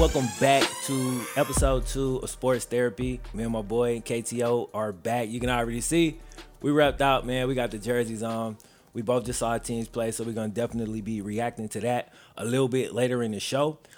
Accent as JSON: {"language": "English", "region": "Mississippi", "country": "United States", "moved": "yes", "said": "I am originally from Mississippi"}